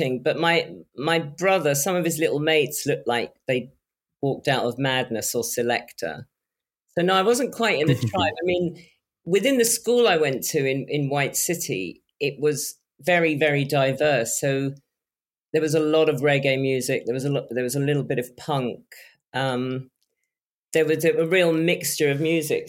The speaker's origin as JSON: {"language": "English", "region": "London", "country": "United Kingdom", "tie": "born or raised there", "said": "I grew up in Shepherd's Bush in West London"}